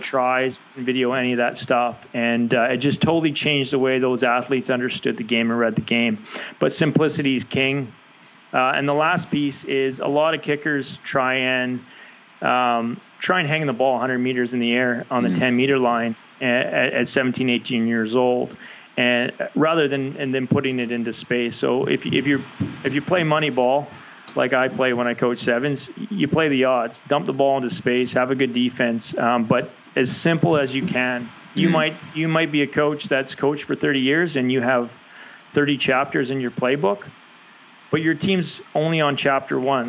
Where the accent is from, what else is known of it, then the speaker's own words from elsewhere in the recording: Canada; as a Canadian